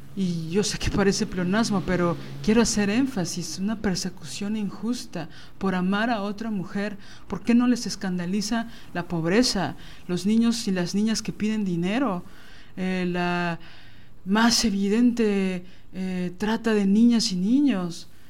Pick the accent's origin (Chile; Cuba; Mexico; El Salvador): Mexico